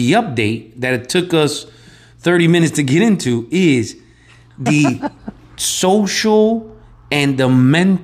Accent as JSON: {"language": "English", "town": "Chicago", "region": "Illinois", "country": "United States", "tie": "born or raised there", "said": "I grew up in Chicago"}